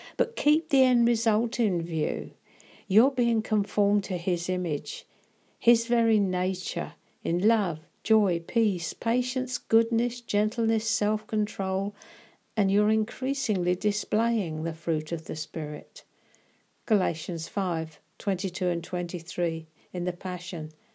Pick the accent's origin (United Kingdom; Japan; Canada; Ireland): United Kingdom; being British